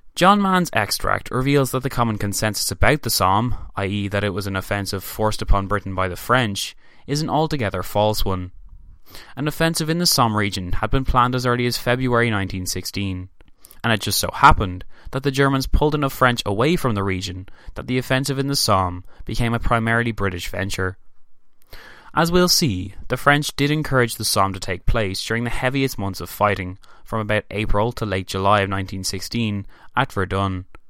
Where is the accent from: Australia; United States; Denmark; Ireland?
Ireland; I am Irish